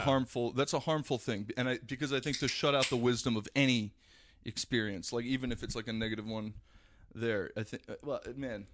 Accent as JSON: {"language": "English", "town": "Paramus", "region": "New Jersey", "country": "United States", "tie": "born or raised there", "also_born_or_lived": "Manhattan, New York", "said": "Got a small uh, small house in Paramus, New Jersey, which was where I ended up growing up"}